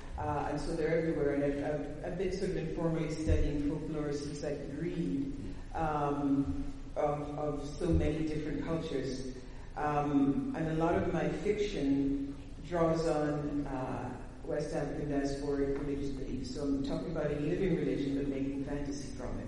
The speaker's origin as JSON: {"language": "English", "country": "Canada", "said": "I think it was my fault because I'm a Canadian, so I brought the winter to New Orleans."}